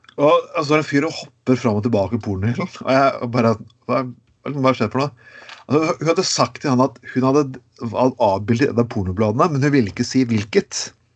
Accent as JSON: {"language": "Norwegian", "area": "Grenland", "region": "Telemark", "country": "Norway", "said": "i mitt område, der jeg kommer fra. Grenland."}